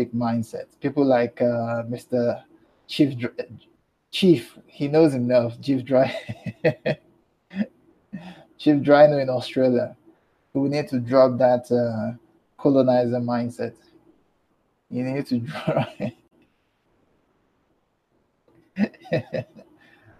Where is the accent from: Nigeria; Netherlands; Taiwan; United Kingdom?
Nigeria; I'm Nigerian